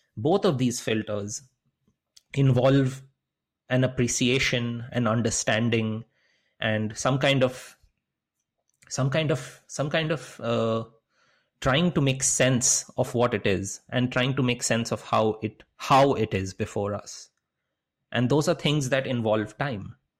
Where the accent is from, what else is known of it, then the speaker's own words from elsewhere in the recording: Kolkata, West Bengal, India; growing up in India, growing up in Calcutta